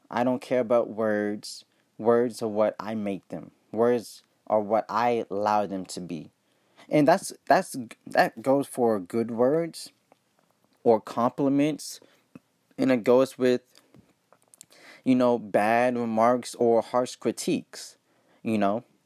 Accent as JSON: {"language": "English", "region": "Ohio", "country": "United States", "said": "I'm from Ohio"}